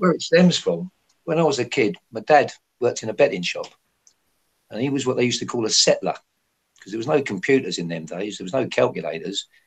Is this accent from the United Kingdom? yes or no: yes; Hatfield, East of England, United Kingdom; also born or lived in North London; I was born in North London, very near Arsenal's ground. And uh, when I was a bit, about six months old, I was a baby, my parents moved to what they call a new town called Hatfield